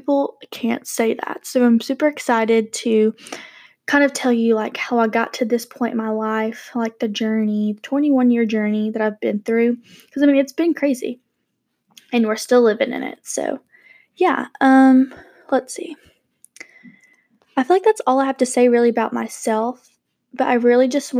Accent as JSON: {"language": "English", "region": "Georgia", "country": "United States", "said": "We live in Georgia. I'm actually from Georgia, so we love the Peach State."}